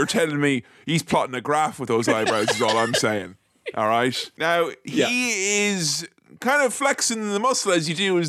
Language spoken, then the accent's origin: English; Ireland; I am Irish